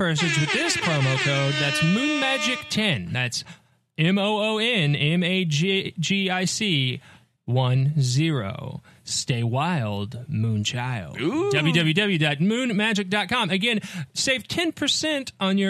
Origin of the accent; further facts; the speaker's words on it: Connecticut, United States; moved away; I'm from Connecticut